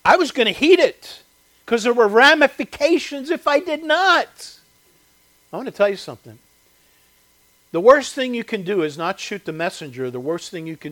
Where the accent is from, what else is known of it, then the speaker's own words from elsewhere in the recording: Chester County, Pennsylvania, United States; where I grew up in Chester County, there was a quarry